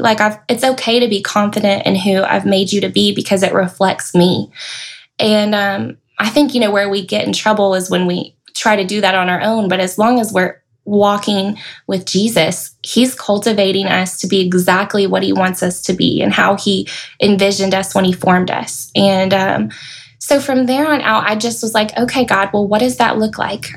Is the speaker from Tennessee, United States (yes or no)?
yes; Knoxville, Tennessee, United States; moved away as an adult; also born or lived in Murfreesboro, Tennessee; now in Middle Tennessee, United States; I moved out here from Knoxville. That's where I grew up